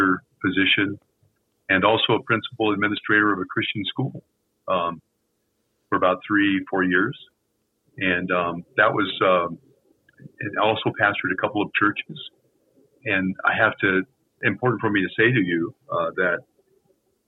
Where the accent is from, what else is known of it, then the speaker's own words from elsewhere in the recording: Denver, Colorado, United States; I'm from Denver, Colorado